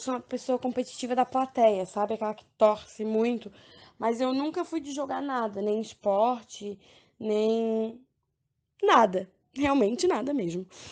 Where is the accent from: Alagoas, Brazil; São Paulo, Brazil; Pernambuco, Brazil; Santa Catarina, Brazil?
Santa Catarina, Brazil; Florianópolis; sou de Floripa, Santa Catarina